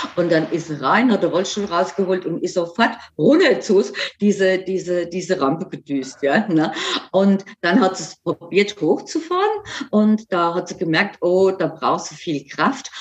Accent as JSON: {"language": "German", "country": "Germany", "said": "bei uns in Deutschland"}